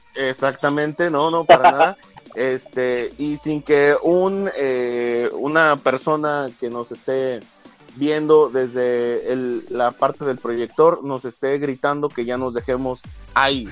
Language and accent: Spanish; Mexico; Y a mí como mexicano